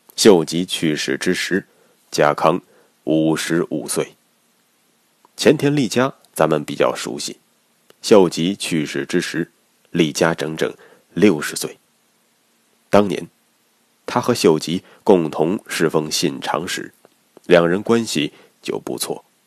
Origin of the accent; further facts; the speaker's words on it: China; 我们中国人